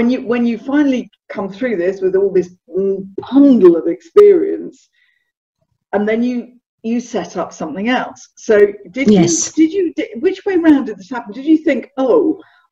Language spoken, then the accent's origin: English; United Kingdom; now in Bournemouth, United Kingdom; I'm a southerner